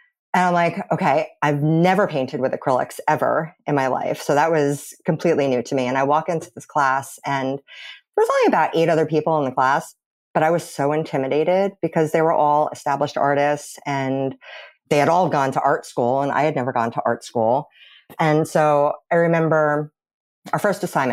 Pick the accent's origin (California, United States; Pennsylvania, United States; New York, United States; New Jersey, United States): New Jersey, United States; Born and raised in New Jersey.